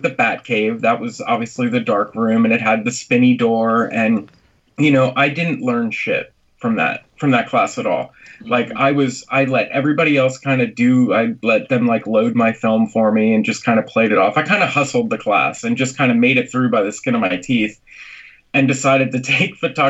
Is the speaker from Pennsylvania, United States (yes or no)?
yes; Lebanon, Pennsylvania, United States; moved away as an adult; now in Nashville, United States; I'm from Lebanon, and everyone calls it Lebanon